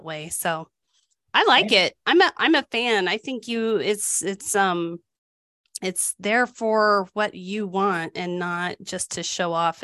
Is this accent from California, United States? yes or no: no; New Mexico, United States; New Mexico was the lowest. That's my home state